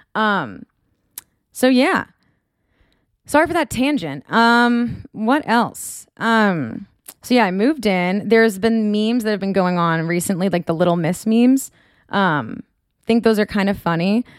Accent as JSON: {"language": "English", "town": "Marblehead", "region": "Massachusetts", "country": "United States", "tie": "born or raised there", "moved": "as an adult", "lives_now": "California, United States", "said": "I'm from Marblehead, Massachusetts"}